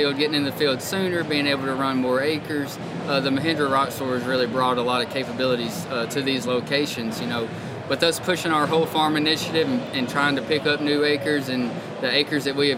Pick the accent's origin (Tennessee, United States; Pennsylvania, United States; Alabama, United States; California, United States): Tennessee, United States; Jackson; I grew up in West Tennessee in a town called Jackson